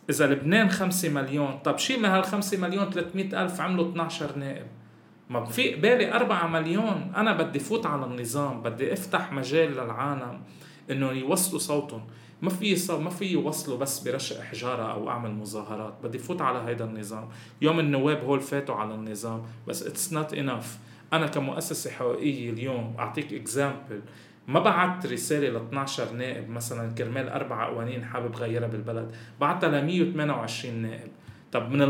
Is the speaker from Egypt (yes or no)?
no; Syria; انا سوري شو بقول له يعني